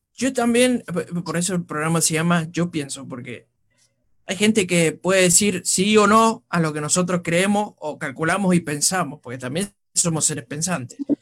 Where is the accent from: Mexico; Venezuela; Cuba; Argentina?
Argentina; como decimos los argentinos